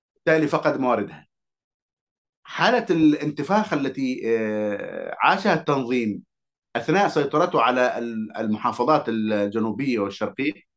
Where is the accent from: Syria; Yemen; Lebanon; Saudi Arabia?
Yemen; Hadhramaut; أنا كحضرمي